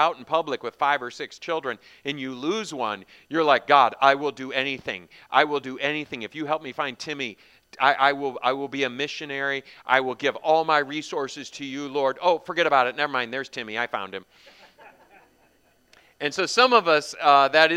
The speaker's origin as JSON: {"language": "English", "country": "United States", "tie": "born or raised there", "said": "growing up as an American"}